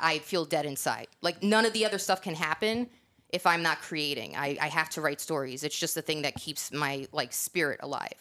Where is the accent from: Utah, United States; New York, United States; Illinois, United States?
New York, United States; moved away; also born or lived in Northeast; I'm from New York